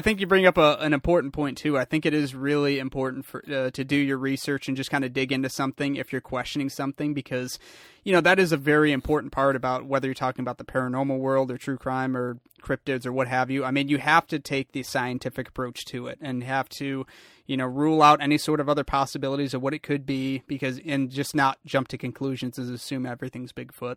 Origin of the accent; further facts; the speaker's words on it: Lansing, Michigan, United States; being a, a Michigander myself, I grew up in Lansing